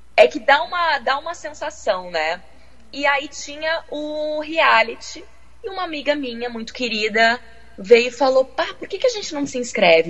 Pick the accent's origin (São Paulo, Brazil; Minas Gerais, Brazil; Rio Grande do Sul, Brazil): Rio Grande do Sul, Brazil; Porto Alegre; moved away as an adult; also born or lived in Rio de Janeiro; now in London, United Kingdom; Nasci em Porto Alegre, sim, na capital